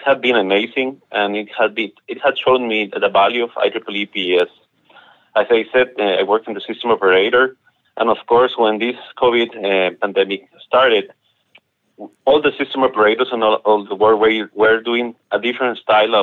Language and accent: English; Costa Rica; I am from Costa Rica. I work on the system operator here in Costa Rica.